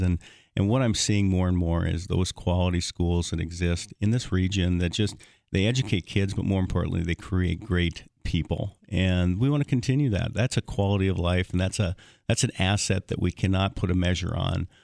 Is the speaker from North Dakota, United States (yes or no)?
yes; Hillsboro, North Dakota, United States; growing up in Hillsboro and actually ten miles, uh, out in the country from, from Hillsboro and, and, and so I grew up in, in rural North Dakota